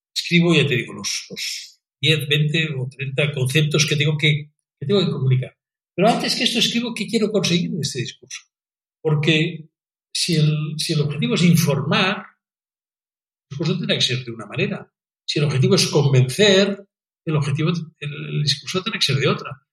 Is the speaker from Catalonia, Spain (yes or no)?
yes; Catalonia, Spain; en España y en Cataluña especialmente nos equivocamos